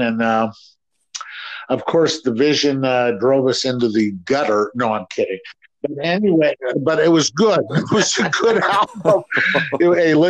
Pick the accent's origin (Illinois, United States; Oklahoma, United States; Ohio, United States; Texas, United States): Ohio, United States; Akron; moved away as an adult; now in Los Angeles, United States; Akron's a great town. That's my hometown, and I learned a lot there. I learned a lot about music and learned how to play there. And when I was 18, I packed it up and moved to beautiful Los Angeles.